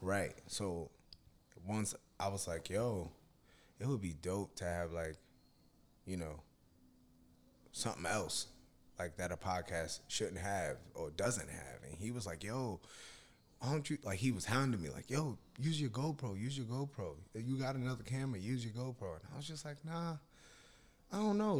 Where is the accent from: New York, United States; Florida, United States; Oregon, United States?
New York, United States; Yonkers; we're both from Yonkers, so both of our families know each other